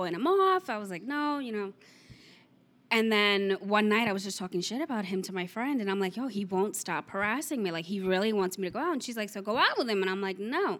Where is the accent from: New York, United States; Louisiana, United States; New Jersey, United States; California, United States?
New York, United States; New York City; also born or lived in Long Island; now in Florida, United States; I'm from Queens, but I moved to Long Island